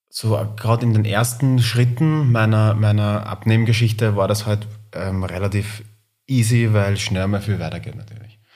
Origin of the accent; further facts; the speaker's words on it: Linz, Upper Austria, Austria; now in Vienna, Austria; ich bin Wahlwiener, aber komme ursprünglich aus Linz